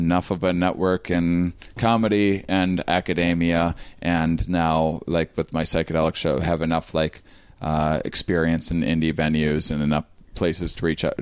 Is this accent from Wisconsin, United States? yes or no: yes; Wisconsin, United States; now in Portland, United States; I'm from Wisconsin